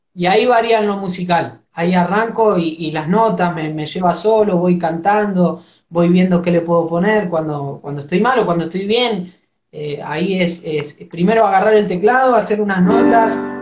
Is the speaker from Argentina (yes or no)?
yes; Argentina; yo soy del barrio de Villa Progreso